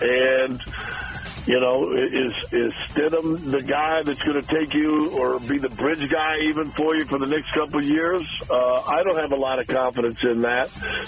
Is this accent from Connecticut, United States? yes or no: no; Kansas, United States; now in Denver, United States; I grew up in Kansas